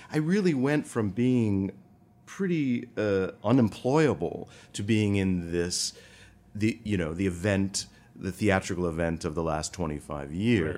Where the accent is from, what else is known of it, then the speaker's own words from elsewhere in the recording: Rockford, Illinois, United States; moved away; I was born in Rockford, Illinois